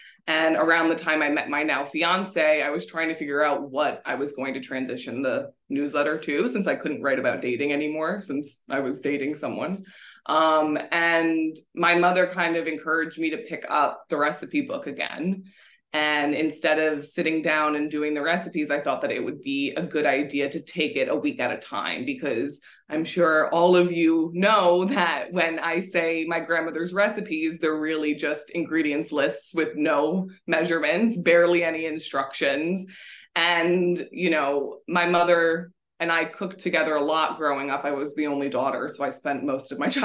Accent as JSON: {"language": "English", "region": "New Jersey", "country": "United States", "tie": "born or raised there", "also_born_or_lived": "Livingston, New Jersey / East Hanover, New Jersey / Chester, New Jersey", "said": "we moved to Chester when I was 9. We moved from East Hanover, New Jersey"}